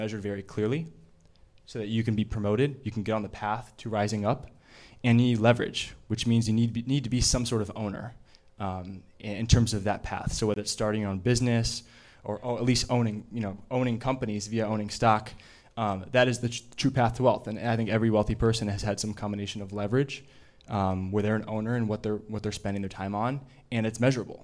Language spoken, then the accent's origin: English; Chicago, Illinois, United States; I grew up in Chicago